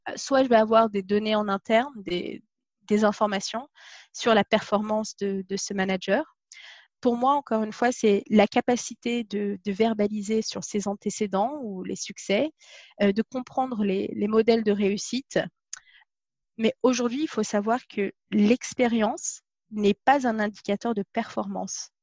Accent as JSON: {"language": "French", "area": "Paris region", "region": "Île-de-France", "country": "France", "tie": "born or raised there", "also_born_or_lived": "Dijon", "moved": "as an adult", "lives_now": "England", "said": "je suis née à Dijon, j'ai grandi dans la région parisienne."}